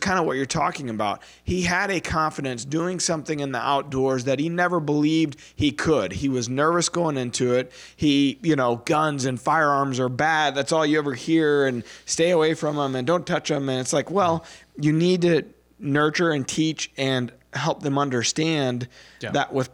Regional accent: Bloomsdale, Missouri, United States; the town we grew up in Bloomsdale, Missouri

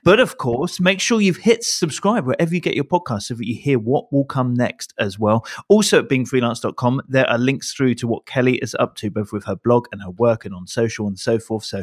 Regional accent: Canada; I'm Canadian. I'll throw in something about a bear.

